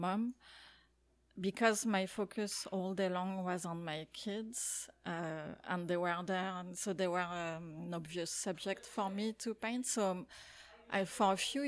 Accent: France; moved away as an adult; now in Canada; I grew up in France and we moved to Canada when I was in my early 30s

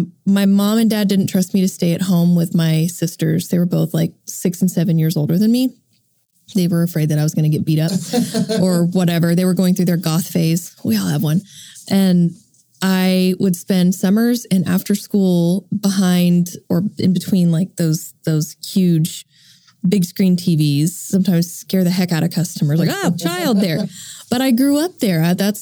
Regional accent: Edmond, Oklahoma, United States; I'm from Edmond, Oklahoma, and my family owned a TV business.

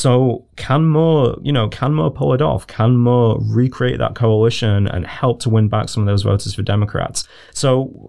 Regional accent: United Kingdom; as a British person

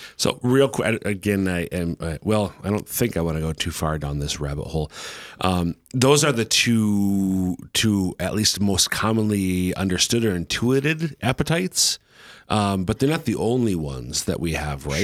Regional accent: Minnesota, United States; now in Sioux Falls, United States; I'm from Minnesota

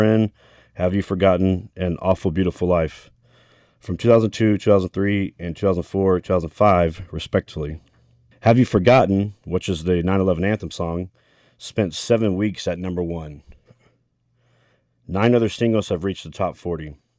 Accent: Tomball, Texas, United States; my hometown of Tomball, Texas.

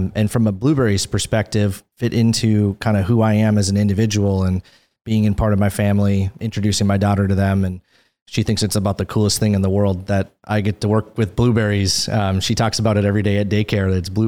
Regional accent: Minnesota, United States; moved away as an adult; also born or lived in California / Beaverton, Oregon; Born and raised in Minnesota, so I'm a Midwestern boy. Grew up north of the Twin Cities

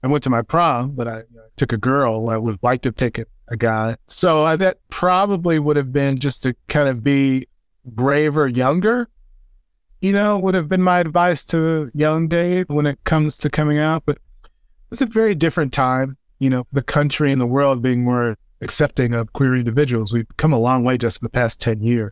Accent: just outside of Saint Louis, Missouri, United States; I'm born and raised in Missouri, uh, just outside of Saint Louis, Missouri. Grew up in the suburbs.

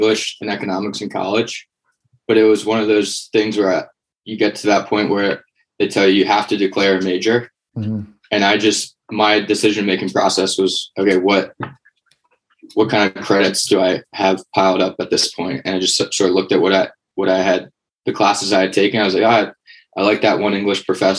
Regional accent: Conshohocken, Pennsylvania, United States; moved away as an adult; also born or lived in Bethlehem, Pennsylvania; now in Austin, United States; Was born and raised in Conshohocken.

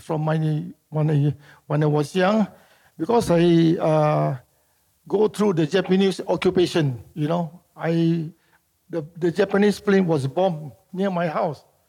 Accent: Singapore; born or raised there; also born or lived in Medan, Indonesia

